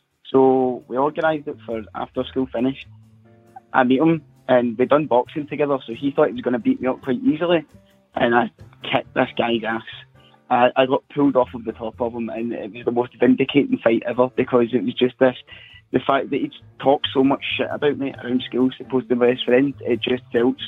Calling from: Scotland, United Kingdom; I'm calling from Scotland.

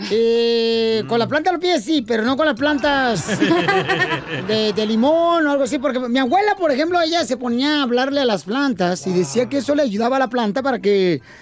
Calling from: South Carolina, United States

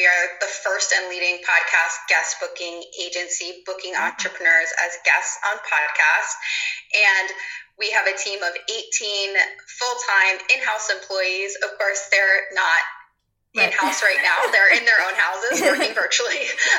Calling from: Providence, Rhode Island, United States; I am joining you from Providence, Rhode Island on the East Coast.

